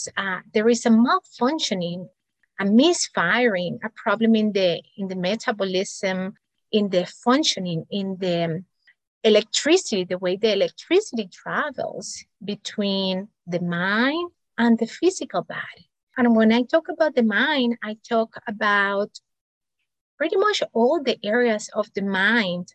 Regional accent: Cuba; moved away as an adult; also born or lived in Spain / United States; I'm an immigrant, multicultural, and because of that, I was born in Cuba, studied medicine in Spain, then moved to the United States for my specialty training.

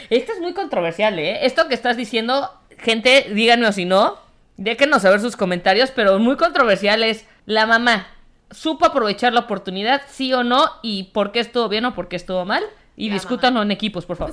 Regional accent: Mexico; como mexicana, corazón azteca

